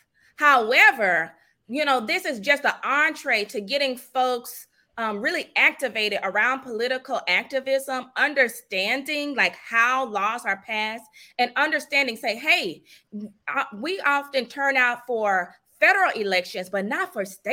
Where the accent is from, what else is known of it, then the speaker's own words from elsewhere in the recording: the South, United States; I grew up in the South.